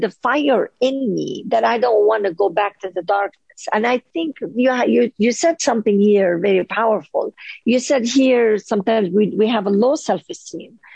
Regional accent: Lebanon; moved away as an adult; now in United States; living in Lebanon, being divorced, being a single mother

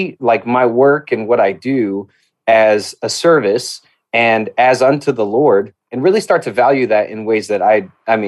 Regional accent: Albuquerque, New Mexico, United States; I grew up in Albuquerque, New Mexico. That's where I grew up

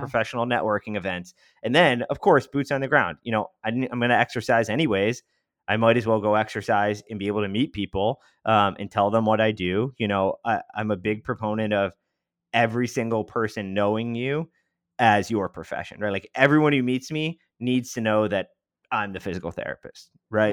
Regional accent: Rochester, New York, United States; moved away as an adult; also born or lived in Washington, D.C.; now in Tampa, United States; I'm from Western New York in, in Rochester, and that's where I grew up

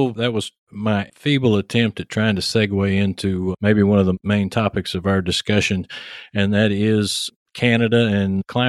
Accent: Texas, United States; accent: heavy Texas; then I come on as the host with this heavy Texas accent.

